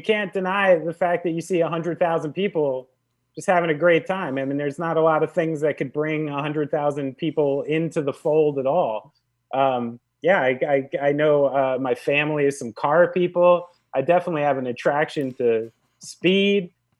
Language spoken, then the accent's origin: English; United States; someone who's born and raised in New York and New Jersey